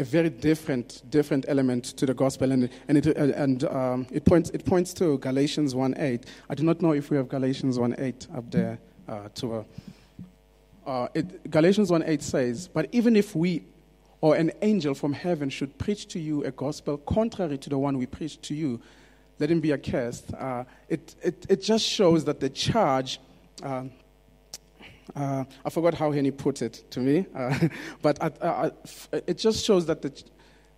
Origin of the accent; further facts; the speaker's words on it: South Africa; English is a second language; I grew up in South Africa